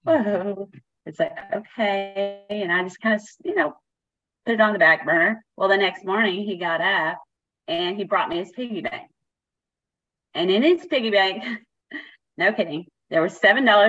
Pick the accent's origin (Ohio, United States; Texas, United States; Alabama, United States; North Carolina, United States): Texas, United States; Keller; I'm from Keller, Texas